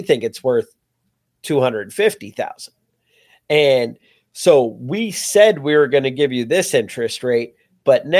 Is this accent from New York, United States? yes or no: yes; New York, United States; as a New Yorker